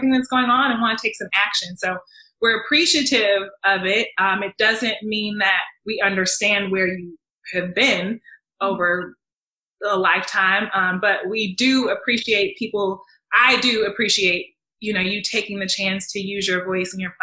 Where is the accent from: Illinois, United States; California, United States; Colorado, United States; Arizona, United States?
Illinois, United States; Chicago; now in St. Louis, United States; I'm originally from Chicago